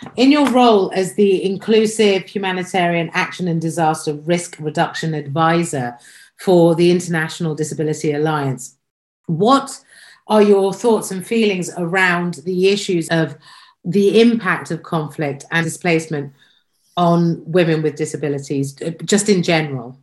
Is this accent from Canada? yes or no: no; United Kingdom; I'm British